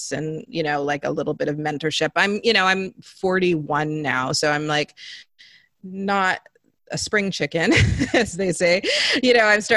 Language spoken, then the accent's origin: English; British Columbia, Canada; also born or lived in Zambia; growing up in the Pacific Northwest, Canada